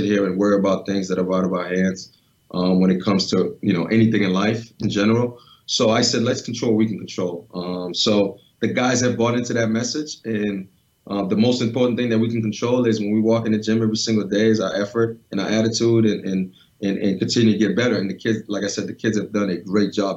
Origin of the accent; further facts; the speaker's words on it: New England, United States; growing up in New England